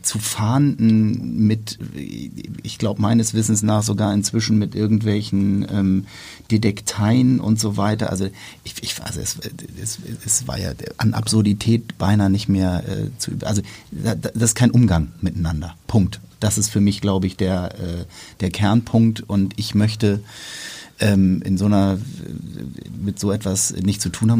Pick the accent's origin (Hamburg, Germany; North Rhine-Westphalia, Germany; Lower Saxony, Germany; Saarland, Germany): Hamburg, Germany; wir jetzt hier als Hamburger